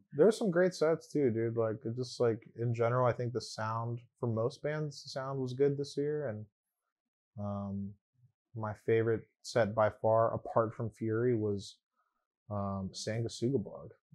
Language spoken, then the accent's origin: English; Long Beach, California, United States; first language English